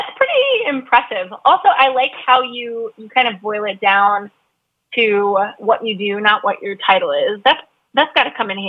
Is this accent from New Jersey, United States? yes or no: no; Chicago, Illinois, United States; You were a trainer that I loved here in my hometown at Crosstown Fitness.